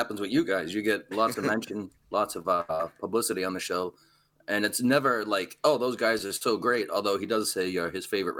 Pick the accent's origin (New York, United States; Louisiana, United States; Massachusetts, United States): Massachusetts, United States; Lawrence; I grew up in Lawrence, going to Lawrence public schools